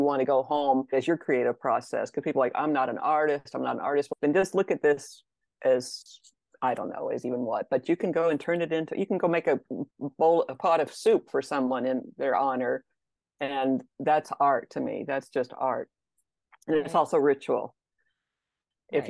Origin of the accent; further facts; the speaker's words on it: Texas, United States; I grew up in Texas